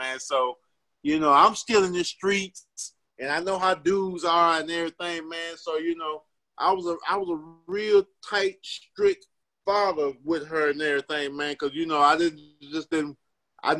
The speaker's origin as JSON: {"language": "English", "region": "Mississippi", "country": "United States", "said": "I'm from Mississippi."}